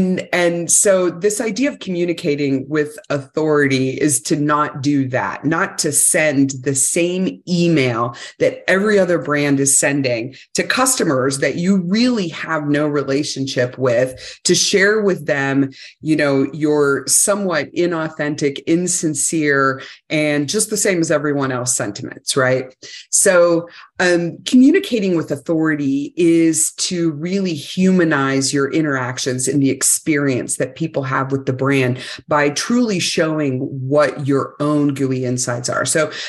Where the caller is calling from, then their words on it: Salt Lake City, Utah, United States; Well, I'm just outside of Salt Lake City, Utah right now, so I can enjoy lots and lots of snow.